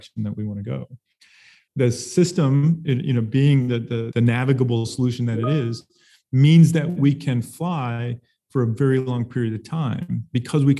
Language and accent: English; Arizona, United States; also born or lived in Pacific Northwest; now in Tucson, United States; I'm born and raised in Arizona